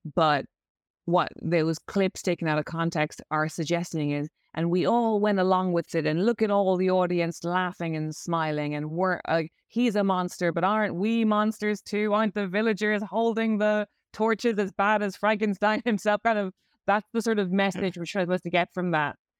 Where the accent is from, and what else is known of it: Ireland; accent: Irish; moved away as an adult; also born or lived in London